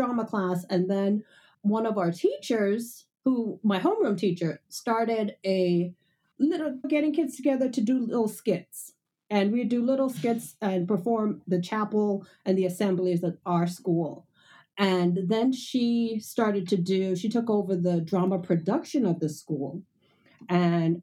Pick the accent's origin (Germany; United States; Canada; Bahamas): Bahamas; I grew up in the Bahamas and my mom sewed all the time